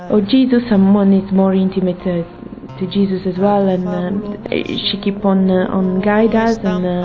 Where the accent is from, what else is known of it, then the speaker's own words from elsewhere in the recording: Italy; I'm 34 years old and uh, I'm from Italy.